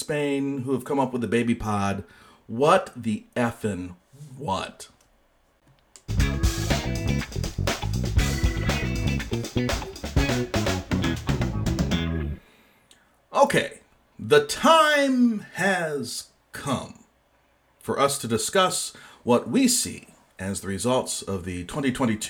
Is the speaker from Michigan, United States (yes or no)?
yes; West Michigan, United States; the "Hi, I'm from West Michigan" part of me